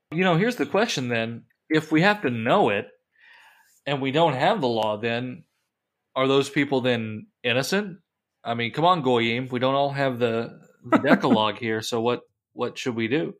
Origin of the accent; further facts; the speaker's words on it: Kentucky, United States; I grew up in Kentucky in the mountains